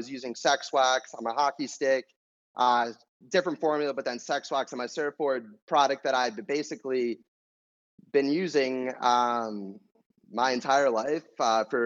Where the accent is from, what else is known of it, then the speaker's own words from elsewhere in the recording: New York, United States; moved away as an adult; now in California, United States; grew up in New York, playing a lot of hockey, ice hockey